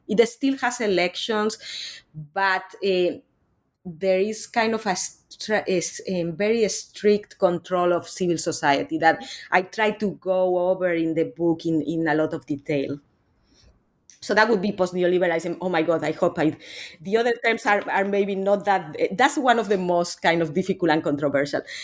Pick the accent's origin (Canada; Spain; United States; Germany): Spain; moved away; I'm actually originally from Spain. I'm not from Latin America.